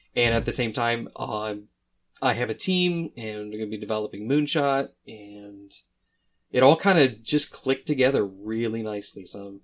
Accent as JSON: {"language": "English", "region": "Midwest", "country": "United States", "said": "number one, I'm from the Midwest, so it's kind of like, no, we don't talk about ourselves."}